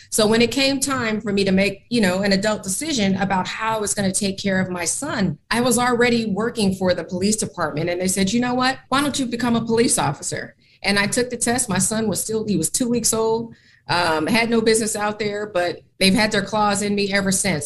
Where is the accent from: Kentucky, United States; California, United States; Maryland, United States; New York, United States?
California, United States; Oakland; moved away as an adult; also born or lived in Portland, Oregon; now in Philadelphia, United States; my hometown of Oakland, California, that's where I'm from